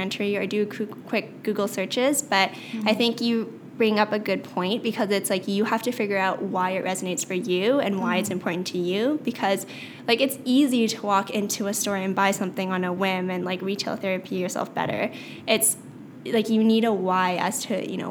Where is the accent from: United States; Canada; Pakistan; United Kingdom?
Canada; Vancouver, British Columbia; I was born and raised in Vancouver.